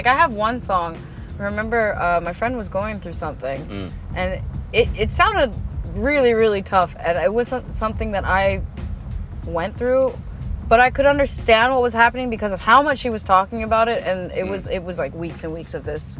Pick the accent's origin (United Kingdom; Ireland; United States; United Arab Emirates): United Arab Emirates; Abu Dhabi; I'm from Abu Dhabi, so I have a little love for them.